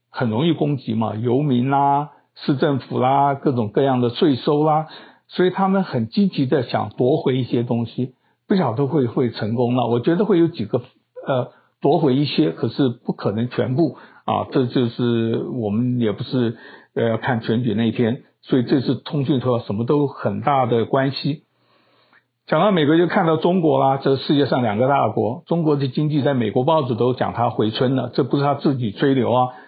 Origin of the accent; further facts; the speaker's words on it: Taiwan; 我是台湾人